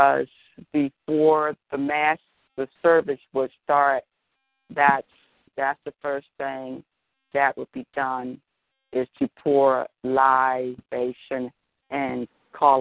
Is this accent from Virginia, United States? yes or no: no; Philadelphia, Pennsylvania, United States; now in Delaware, United States; Born and raised in Philly, now I live in Delaware